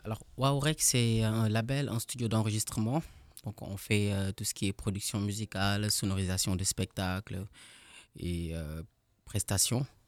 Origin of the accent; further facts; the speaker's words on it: Senegal; now in Strasbourg, France; je suis sénégalais